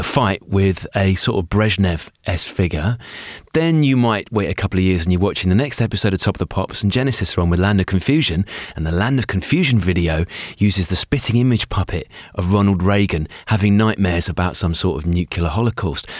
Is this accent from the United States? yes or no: no; Hertfordshire, East of England, United Kingdom; a six-year-old growing up in the Hertfordshire